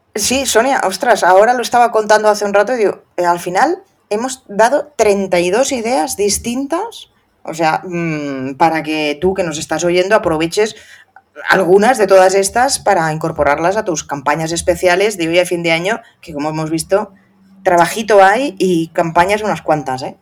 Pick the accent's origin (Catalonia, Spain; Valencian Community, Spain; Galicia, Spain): Catalonia, Spain; soy catalana